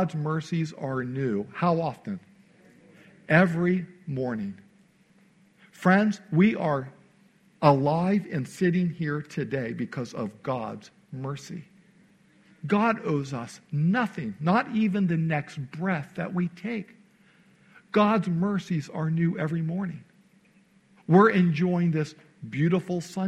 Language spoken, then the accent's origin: English; Naperville, Illinois, United States; moved away as an adult; I spent most of my life growing up outside of Chicago in a suburb called Naperville. I was there from age 9 until I went off to Bible college.